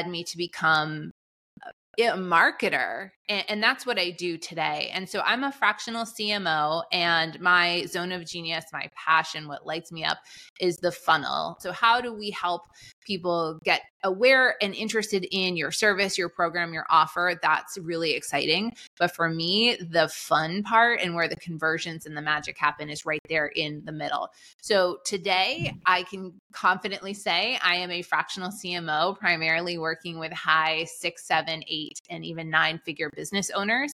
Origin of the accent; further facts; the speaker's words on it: Boston, Massachusetts, United States; I grew up in Boston